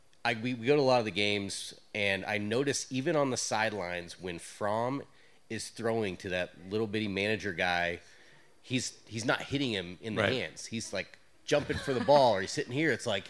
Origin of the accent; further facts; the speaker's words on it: next to Mizzou, Missouri, United States; moved away as an adult; now in Georgia, United States; a born and raised right next to Mizzou in Missouri